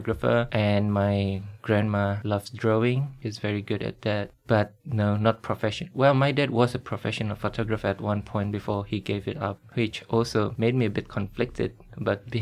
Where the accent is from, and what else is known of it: Indonesia; born or raised there; now in Sydney, Australia